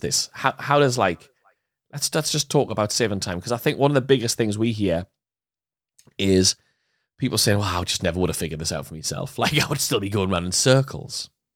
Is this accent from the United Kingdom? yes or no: yes; United Kingdom; us being British